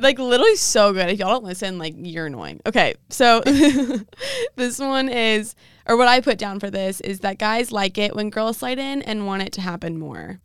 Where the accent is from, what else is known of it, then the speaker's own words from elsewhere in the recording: Dallas, Texas, United States; Dallas, my hometown